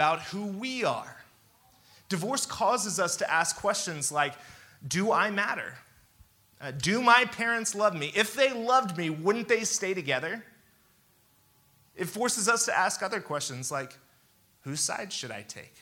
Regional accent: Kansas City, Missouri, United States; I grew up in Kansas City, Missouri.

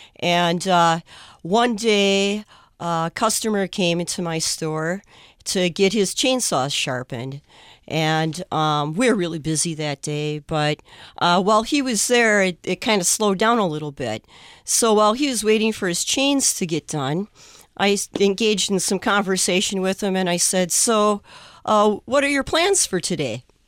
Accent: Forest Lake, Minnesota, United States; I'm from Forest Lake, Minnesota.

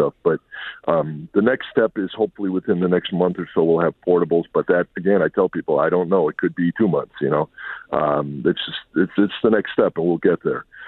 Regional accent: Midwest, United States; moved away as an adult; also born or lived in Milwaukee, Wisconsin; now in Dallas, United States; I'm from the Midwest. I was in the Milwaukee area for 26 years before coming down here to take this this call.

